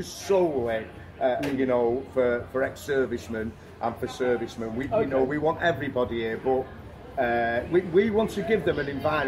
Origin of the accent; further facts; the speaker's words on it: Australia; now in Thailand; I mean, although I'm Australian, there's there's a number of our customers who are